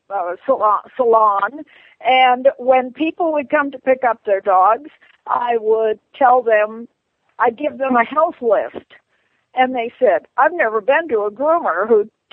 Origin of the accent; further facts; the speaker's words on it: northern Minnesota, United States; moved away; also born or lived in Hollywood; I was raised in Minnesota, in northern Minnesota, where people went hunting and fishing all the time.